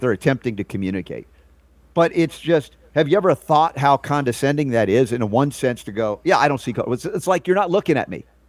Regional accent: the South, United States; I grew up i, in a, in a Jewish family in the South

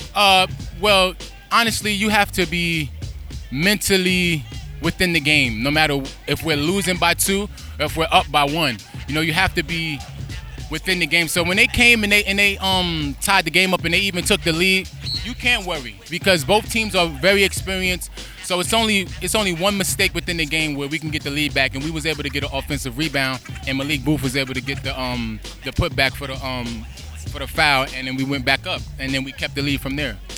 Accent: New York City, New York, United States; I'm from New York City

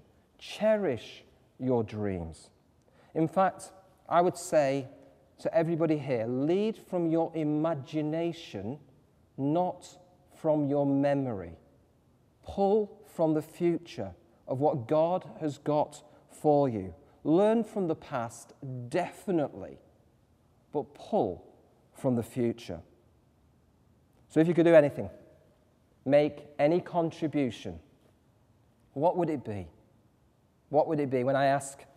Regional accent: Manchester, North West England, United Kingdom; I come from North Manchester. Think Coronation Street, if any of you have ever watched that. You know, kind of two up, two down, you know, kind of cobbled streets and all

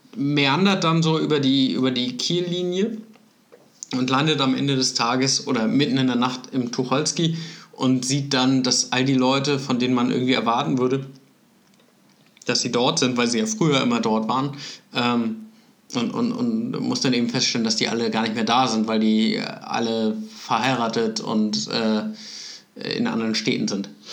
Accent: Kiel, Schleswig-Holstein, Germany; moved away; als Kieler

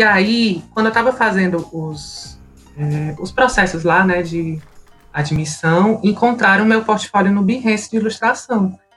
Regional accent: Fortaleza, Ceará, Brazil; Eu tenho 28 anos, sou de Fortaleza

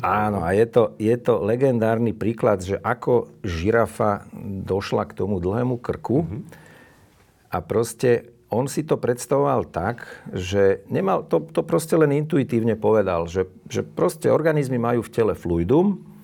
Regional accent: Slovakia; som vyrastal pri Dunaji

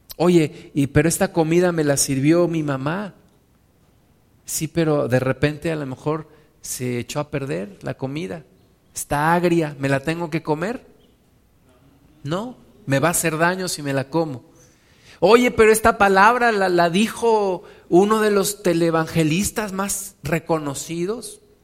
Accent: Mexico; donde yo me congregaba, donde yo nací en la, congregación en México

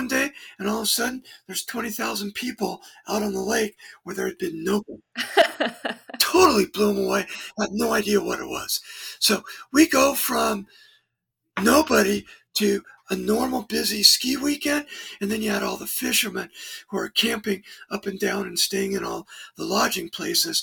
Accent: Los Angeles, California, United States; moved away as an adult; also born or lived in Arcata, California / Mammoth Lakes, California; now in Bishop, United States; I grew up in the San Fernando Valley.

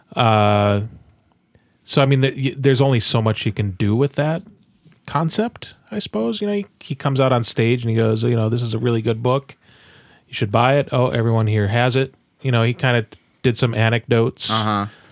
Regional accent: Midwest, United States; we are from the Midwest as well

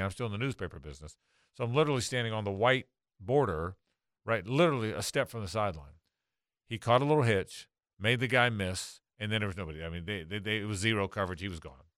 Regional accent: Jacksonville, Florida, United States; I'm born and raised here, but my family were always Pirates

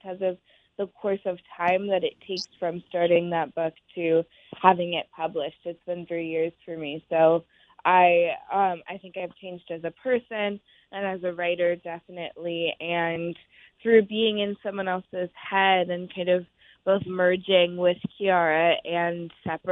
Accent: Oakland, California, United States; an ode to Oakland, because it's my hometown. I was born and raised there.

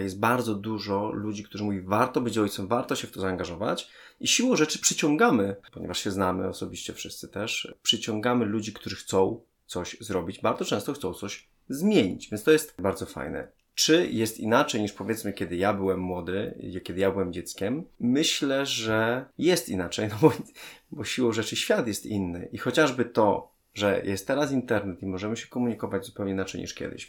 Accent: Częstochowa, Silesian Voivodeship, Poland; moved away; Ja pochodzę z Częstochowy

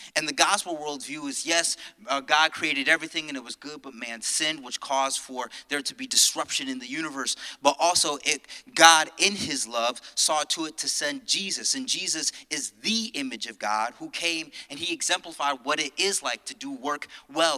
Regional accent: Connecticut, United States; now in New York, United States; I'm originally from Connecticut

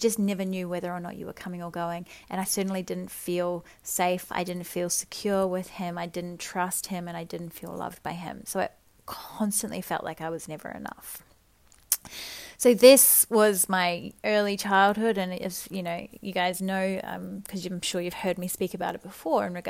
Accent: New Zealand; So I'm a Kiwi girl. I grew up in small town New Zealand

